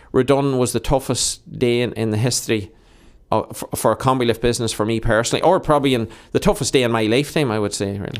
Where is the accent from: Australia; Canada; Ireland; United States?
Ireland; Monaghan, County Monaghan; I've grown up in Monaghan